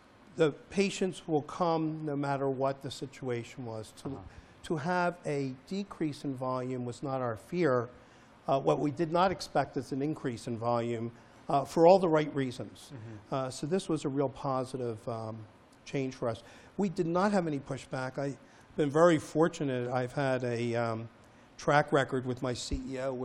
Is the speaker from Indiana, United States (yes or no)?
no; Philadelphia, Pennsylvania, United States; I grew up in Philadelphia